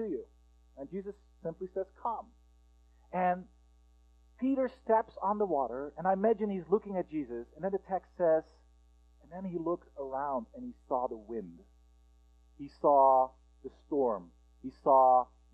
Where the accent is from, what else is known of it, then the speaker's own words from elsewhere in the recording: Netherlands; moved away as an adult; also born or lived in United States; I am from the Netherlands, and about 10 years ago, we were in the process of applying for a visa for me to go to the United States and study